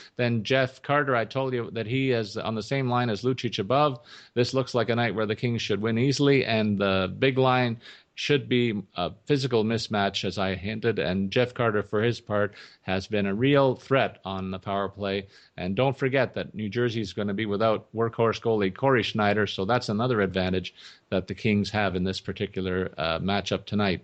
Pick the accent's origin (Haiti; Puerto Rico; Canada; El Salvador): Canada; Toronto, Ontario; my hometown Maple Leafs